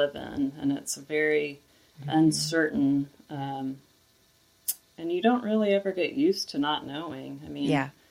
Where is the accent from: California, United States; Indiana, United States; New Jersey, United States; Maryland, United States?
Indiana, United States; also born or lived in Memphis, Tennessee; I was born here and went to school here and went to college in Indiana.